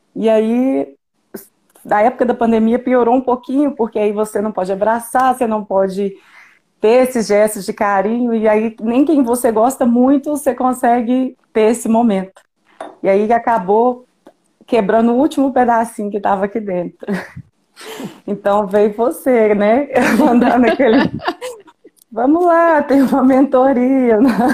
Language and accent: Portuguese; Mateus Leme, Minas Gerais, Brazil; eu sou de Mateus Leme